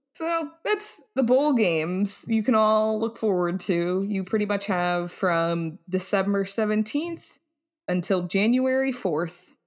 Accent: United States; we're American.

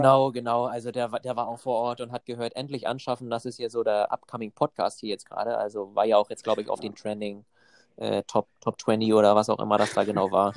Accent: Germany; moved away as an adult; also born or lived in Copenhagen; ursprünglich komme ich aus Deutschland

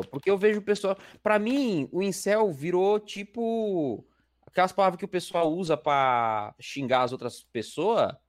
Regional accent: Baixada Santista, São Paulo, Brazil; eu também sou da Baixada

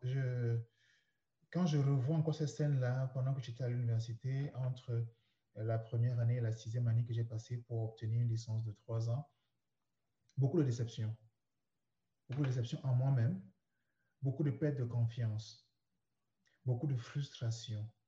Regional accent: Douala, Littoral, Cameroon; moved away as an adult; now in Canada; toute mon enfance, ma jeunesse, l'adolescence et même mes premières années de vie d'adulte ont commencé au Cameroun. Et euh, j'étais dans une ville, la capitale économique, qu'on appelle euh, Douala. C'est là que j'ai vécu.

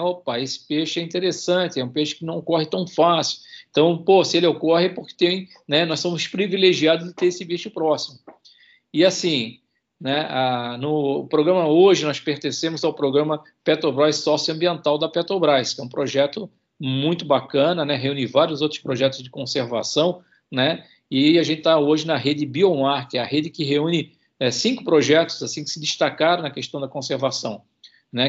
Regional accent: Itajaí, Santa Catarina, Brazil; accent: manezinho; moved away as an adult; now in Espírito Santo, Brazil

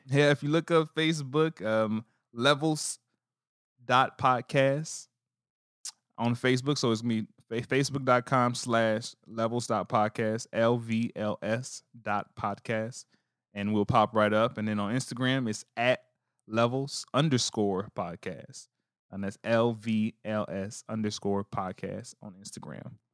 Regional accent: New Orleans, Louisiana, United States; moved away; me growing up as a, in New Orleans

